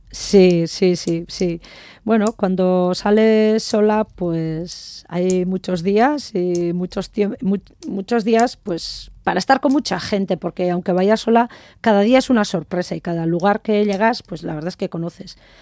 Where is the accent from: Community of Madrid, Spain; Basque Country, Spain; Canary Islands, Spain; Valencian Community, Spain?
Basque Country, Spain; Azpeitia; also born or lived in Jaca; yo soy de, de Euskadi